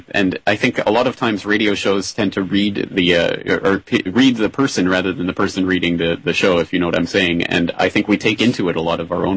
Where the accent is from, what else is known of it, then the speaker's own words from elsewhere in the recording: Calgary, Alberta, Canada; my hometown of Calgary